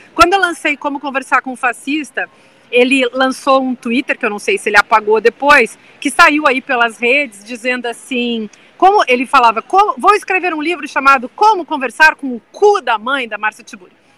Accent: southern Brazil, Brazil; eu sou do sul do Brasil

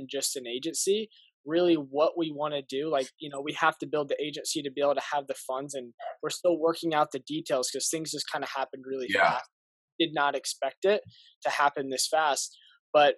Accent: Indianapolis, Indiana, United States; moved away; also born or lived in Arizona; I'm from Indianapolis, Indiana, and I moved from there to Arizona

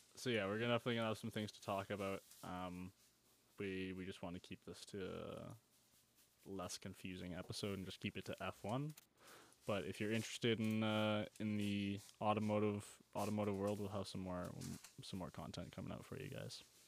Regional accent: Canada

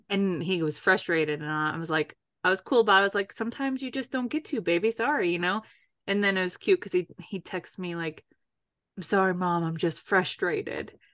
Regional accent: New York, United States; moved away; when I go home to New York, mine comes out

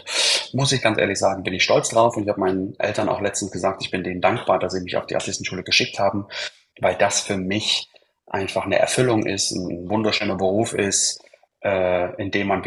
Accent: Leipzig, Saxony, Germany; born there; Ja, ich habe ja schon gesagt, wo ich herkomme. Ja, bin ja geboren in Leipzig äh, von einer, Fam äh, einer Schaustellerfamilie.

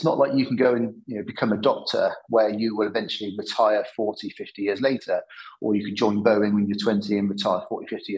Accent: Cheltenham, South West England, United Kingdom; I'm from Cheltenham in the Midlands.

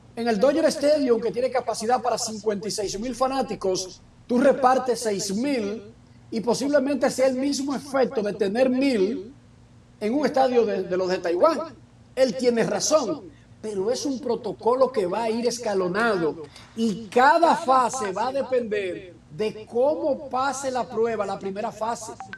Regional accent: Dominican Republic; moved away as an adult; now in United States; soy dominicano

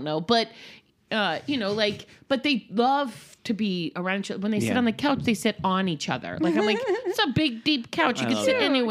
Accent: Fort Lauderdale, Florida, United States; I grew up in Florida

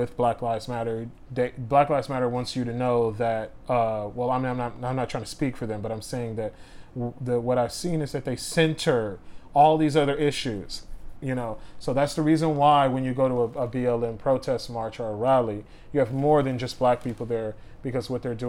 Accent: Los Angeles, California, United States; I'm from South LA.

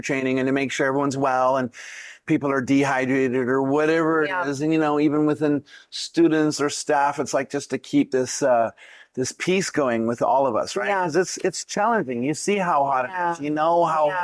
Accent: Canada; also born or lived in Vancouver, British Columbia; originally from Canada, born okay. born in the middle, born in the snow.

